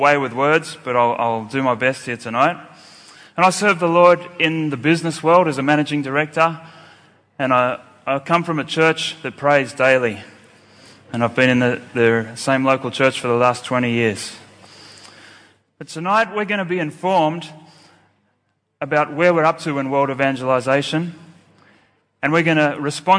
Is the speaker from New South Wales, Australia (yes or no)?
yes; Sydney, New South Wales, Australia; I'm from Sydney, Australia